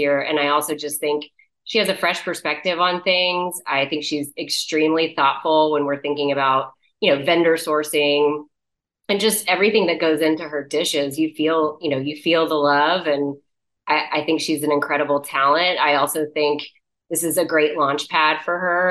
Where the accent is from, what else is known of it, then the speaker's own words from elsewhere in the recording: Galveston, Texas, United States; This is my hometown